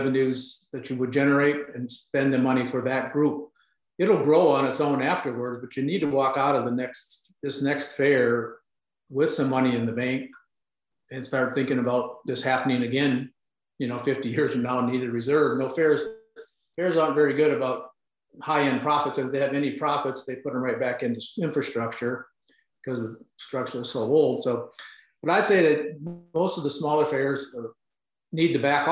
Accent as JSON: {"language": "English", "region": "Wisconsin", "country": "United States", "moved": "yes", "said": "I'm from Wisconsin and now I'm back in Wisconsin"}